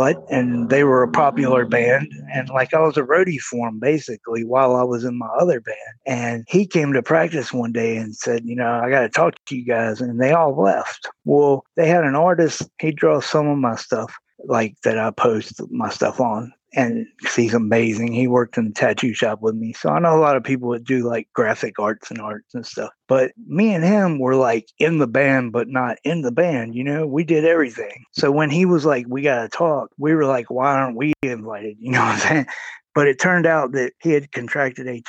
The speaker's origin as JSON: {"language": "English", "town": "Roanoke", "region": "Virginia", "country": "United States", "tie": "born or raised there", "said": "I was born in Roanoke, Virginia. I grew up there, lived there most of my life."}